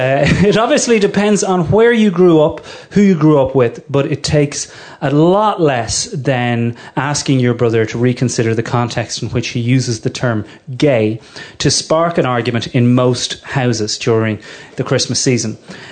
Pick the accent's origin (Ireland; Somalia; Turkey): Ireland; Curragh, Leinster; The Curra of Kildare